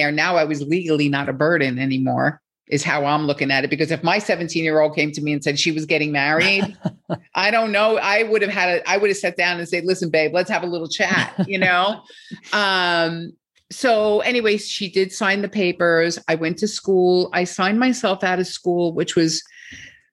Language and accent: English; United States; moved away as an adult; also born or lived in Japan; I'm American